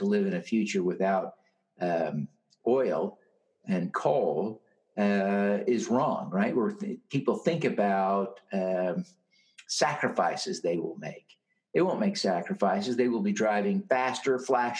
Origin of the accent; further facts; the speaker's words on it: Utah, United States; my home state here in Utah